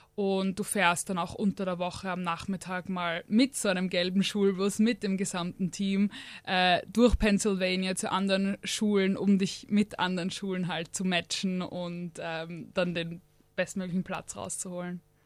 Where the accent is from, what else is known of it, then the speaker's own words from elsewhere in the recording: Austria; ich bin aus Österreich.